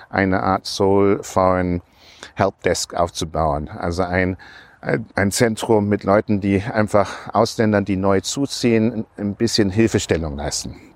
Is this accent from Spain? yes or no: no; Hong Kong; now in Germany; Wir sind in Hongkong aufgewachsen, deswegen habe ich schon, schon seit langer Zeit einen Bezug zu der englischen Grundkolonie Hongkong, britische Kultur, das hat mich schon immer fasziniert. Und für mich war es einfach ein Wunsch, wieder nach Deutschland zurückzukommen.